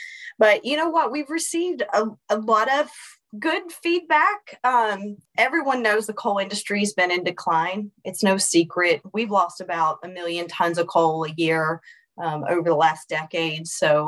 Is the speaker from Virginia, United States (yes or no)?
yes; Raven, Virginia, United States; being from Southwest Virginia, being from a coal impacted community, I grew up in Raven, Virginia, which is on the border of Russell and Tazewell County.